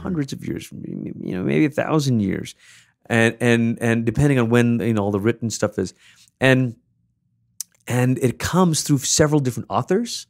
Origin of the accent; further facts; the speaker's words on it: Malaysia; I gr, I grew up in Malaysia